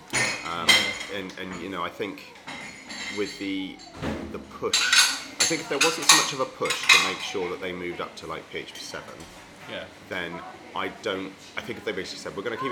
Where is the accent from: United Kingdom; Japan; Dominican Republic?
United Kingdom; England; we're English